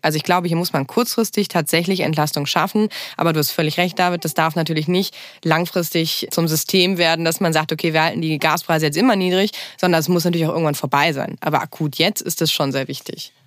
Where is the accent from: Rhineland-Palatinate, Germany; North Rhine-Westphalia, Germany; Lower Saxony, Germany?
Rhineland-Palatinate, Germany; Bad Neuenahr-Ahrweiler; moved away as an adult; Ich komme äh, aus Bad Neuner-Ahrweiler. Das ist eine der größeren Städte, nicht die größte Stadt ähm, im Ahrtal. Liegt auch direkt an der Ahr und da bin ich aufgewachsen